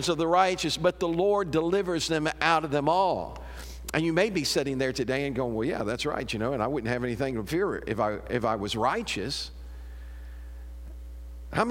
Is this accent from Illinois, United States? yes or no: yes; Chicago, Illinois, United States; now in Murphysboro, United States; I was raised up around Chicago, but my grandparents lived down here, so we'd come down here on vacation.